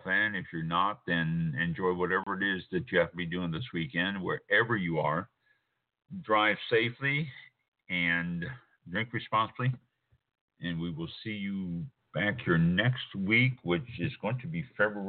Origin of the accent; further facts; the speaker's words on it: Kansas City, Missouri, United States; I was born and raised in Kansas City